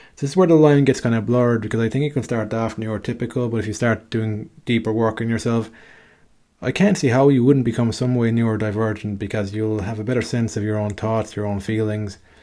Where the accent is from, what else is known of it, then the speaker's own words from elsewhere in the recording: Ireland; me growing up in Ireland